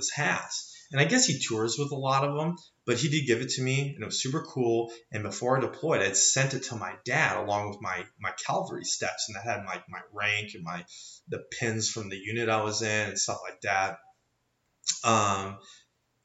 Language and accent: English; Great Falls, Montana, United States; also born or lived in Kentucky; my hometown of Great Falls